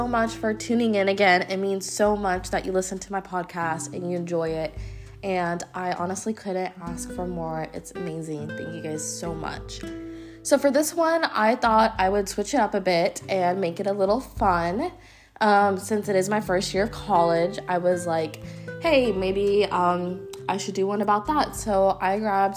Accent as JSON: {"language": "English", "region": "Texas", "country": "United States", "moved": "as an adult", "lives_now": "Berkeley, United States", "said": "I'm from Texas"}